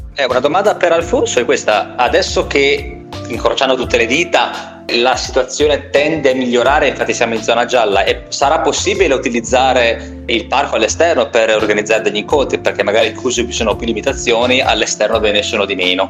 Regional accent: San Bartolomeo, Emilia-Romagna, Italy; Io sono di San Bartolomeo

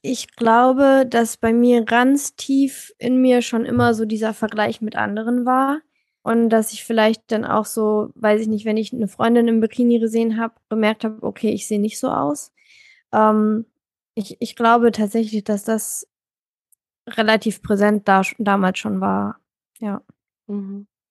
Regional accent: Germany; now in Hamburg, Germany; Also ich komme aus Deutschland.

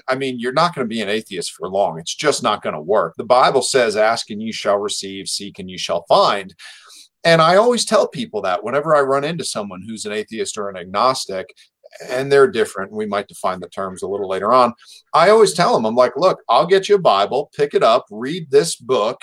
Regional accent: New Jersey, United States; moved away; I was raised Catholic back in New Jersey in an Irish family

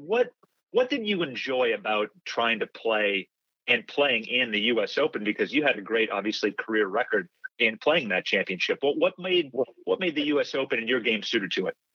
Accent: Massachusetts, United States; I'm from Massachusetts

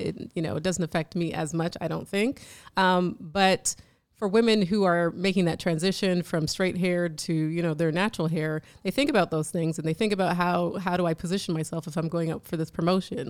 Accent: Jamaica; I'm Jamaican

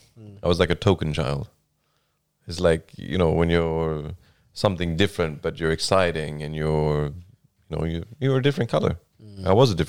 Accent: Australia; growing up in Australia as well is quite different because there's multiculturalism everywhere.

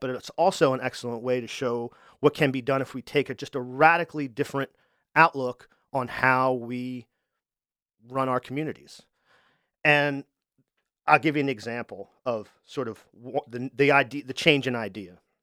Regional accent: Wilmington, Delaware, United States; I'm from Wilmington, too

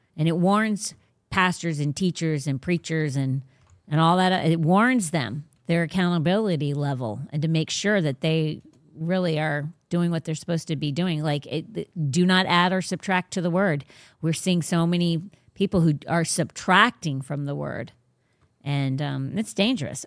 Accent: Sarasota County, Florida, United States; also born or lived in Virginia; I was actually born in Sarasota County, so, like, it's my home

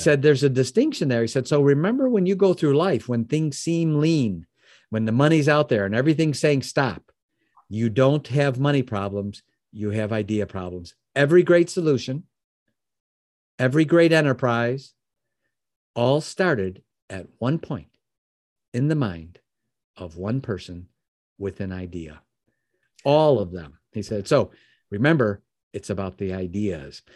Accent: Chicago, Illinois, United States; now in Michigan, United States; I live in Michigan now, but I'm born and raised in the Chicagoland area

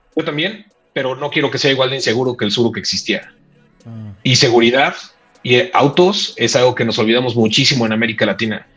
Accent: Mexico; como mexicanos

